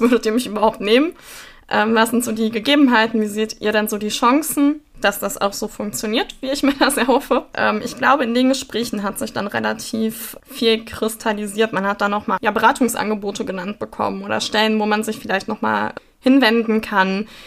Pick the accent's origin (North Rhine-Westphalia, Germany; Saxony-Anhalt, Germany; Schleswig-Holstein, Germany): North Rhine-Westphalia, Germany; Sauerland; Ich komme aber aus dem Sauerland